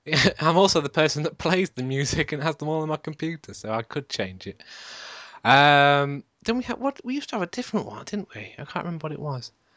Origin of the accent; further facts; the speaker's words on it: United Kingdom; I'm British